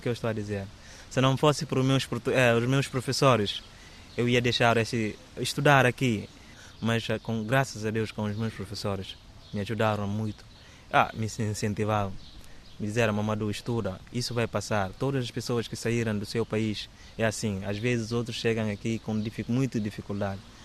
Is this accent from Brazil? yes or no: no; Bissau, Guinea-Bissau; Portuguese is a second language; moved away as an adult; now in Évora, Portugal; Sou da Guiné-Bissau. Estou, estou a viver mesmo no capital Bissau